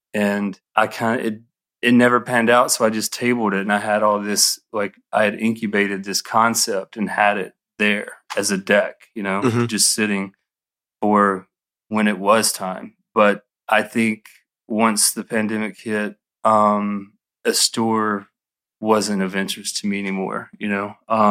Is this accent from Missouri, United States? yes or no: no; Atlanta, Georgia, United States; because though I'm from Atlanta and extremely influenced by where I am and my everyday here